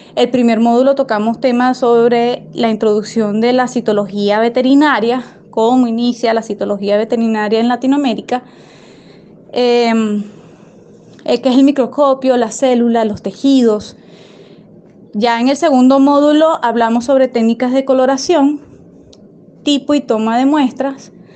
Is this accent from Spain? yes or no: no; Venezuela; soy venezolana, Vivo en Venezuela